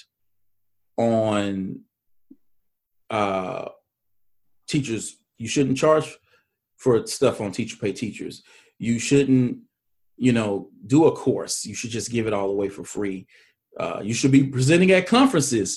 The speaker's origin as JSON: {"language": "English", "region": "Mississippi", "country": "United States", "said": "I'm from Mississippi. I live here."}